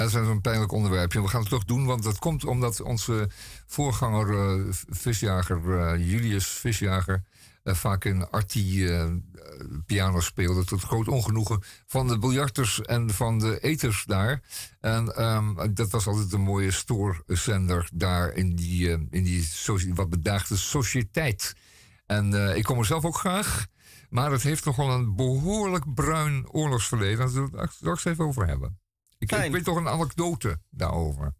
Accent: Amsterdam, North Holland, Netherlands; Als echte Amsterdammer

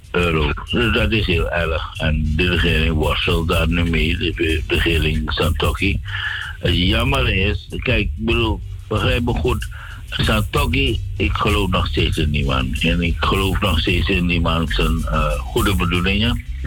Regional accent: Suriname; moved away as an adult; also born or lived in Netherlands; Suriname eh, is mijn geboorteland.

